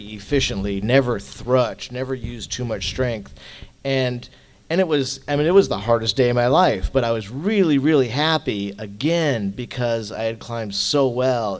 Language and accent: English; New Hampshire, United States; I was born in New Hampshire, and I took 6 weeks off of my senior year in high school to come out west